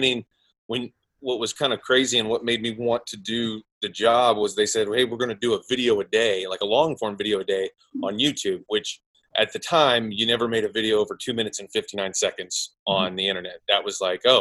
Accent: Oklahoma, United States; moved away as an adult; now in Los Angeles, United States; I'm from Oklahoma originally, but I came out to Los Angeles to be in the film business

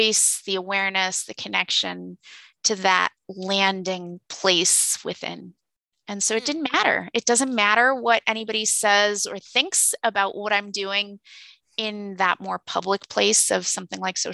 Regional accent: California, United States; now in East Coast, United States; I'm from California

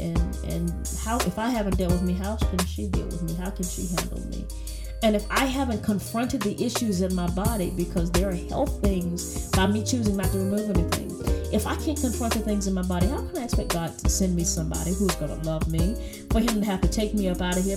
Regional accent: the South, United States; I'm from the South, and we are Baptist folks

